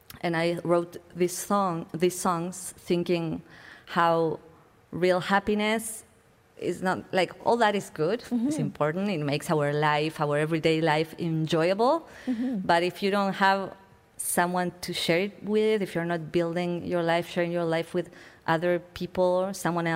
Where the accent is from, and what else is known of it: Buenos Aires, Argentina; moved away as an adult